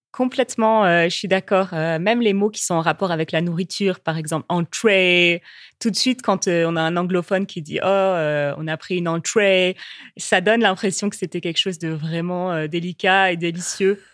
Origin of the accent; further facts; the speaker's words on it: France; en tant que Française qui parle anglais